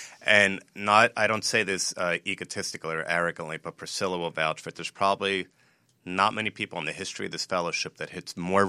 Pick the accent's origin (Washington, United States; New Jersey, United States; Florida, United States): New Jersey, United States; I'm from New Jersey and the U.S.